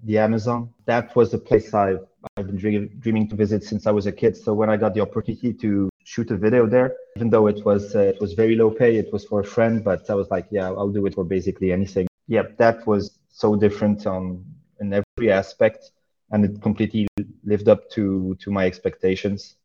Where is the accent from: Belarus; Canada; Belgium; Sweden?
Belgium; also born or lived in Saudi Arabia / Oman / Serbia; I was born in Belgium and spent most of my life there.